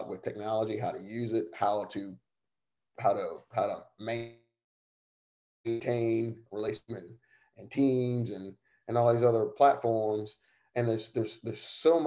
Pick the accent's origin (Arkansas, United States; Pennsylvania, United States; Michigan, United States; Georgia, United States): Georgia, United States; Savannah; moved away; my hometown, Savannah